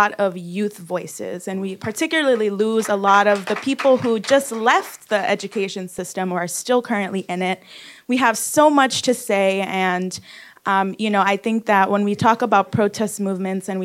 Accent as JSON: {"language": "English", "town": "New York City", "region": "New York", "country": "United States", "tie": "born or raised there", "said": "I'm from East New York on the Brownsville-East New York border, and I went to school in District 28"}